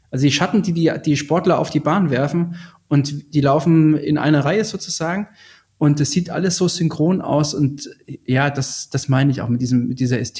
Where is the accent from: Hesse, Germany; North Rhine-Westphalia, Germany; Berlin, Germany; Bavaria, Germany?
Hesse, Germany; aus meiner Heimat, äh, aus dem Vogelsberg, also 100 Kilometer nördlich von Frankfurt, da gab es in einem Kaff, ich komme aus einem Kaff mit 1000 Einwohnern